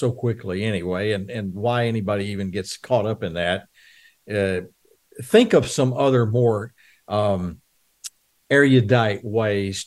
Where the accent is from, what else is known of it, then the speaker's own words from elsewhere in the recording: Texas, United States; I grew up on the Houston Colt 45s